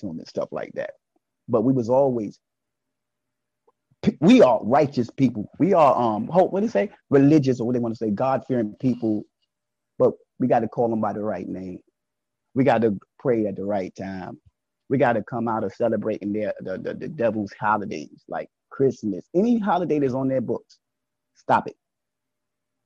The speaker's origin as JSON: {"language": "English", "town": "New York City", "region": "New York", "country": "United States", "tie": "born or raised there", "said": "Growing up in Brooklyn"}